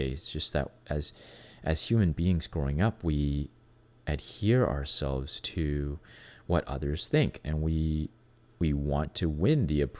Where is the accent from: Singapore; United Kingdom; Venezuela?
Venezuela; for myself, I was growing up in Venezuela. Um, it was very obvious who I was. Um, you know, I was not like every other kid in Venezuela, right? I was not a Latino, first of all. I couldn't speak perfect Spanish when I first got there.